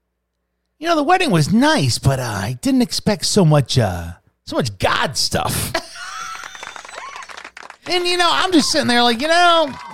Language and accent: English; Fort Knox, Kentucky, United States; I'm an American citizen. Do you know I was born on Fort Knox?